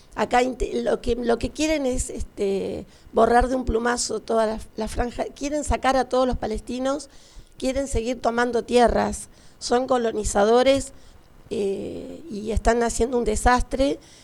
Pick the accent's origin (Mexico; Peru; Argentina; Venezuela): Argentina; Estoy muy orgullosa de ser argentina